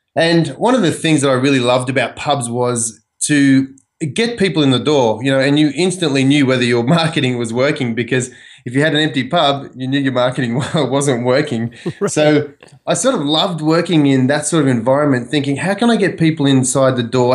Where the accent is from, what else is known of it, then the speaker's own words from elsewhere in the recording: Australia; moved away as an adult; now in United States; I grew up in Australia